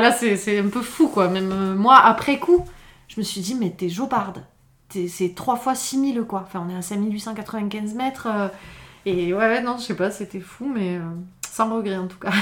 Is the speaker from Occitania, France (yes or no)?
yes; Font-Romeu, Occitania, France; also born or lived in Perpignan; je suis revenue vivre à Font-Romeu, qui, est, mon village euh, d'enfance. Hein. Je suis née à Perpignan, j'ai grandi ici